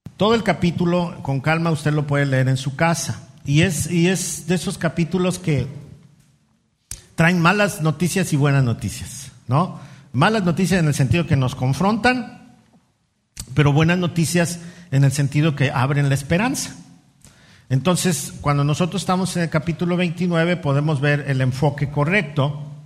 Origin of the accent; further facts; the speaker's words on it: Mexico City, Mexico; moved away; ahí en la Ciudad de México donde yo nací y crecí